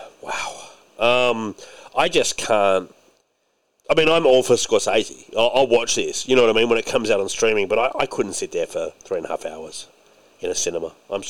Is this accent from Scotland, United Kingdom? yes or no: yes; Scotland, United Kingdom; Because you are right, I'm Scottish too. And by the way, a lot of Scottish people, when they watch Braveheart, are like, fuck the English.